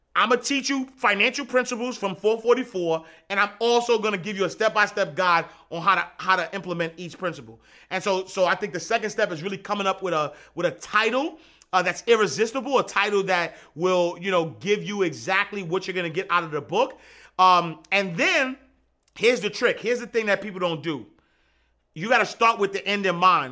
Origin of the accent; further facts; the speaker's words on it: New York City, New York, United States; Saint, Saint Nick Projects, Hudsway Knife Street, Eighth Avenue. Born and raised, Harlem.